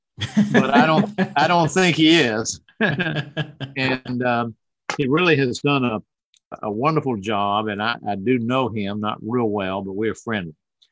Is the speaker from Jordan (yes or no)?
no; the South, United States; I'm a Southerner, I'm from the South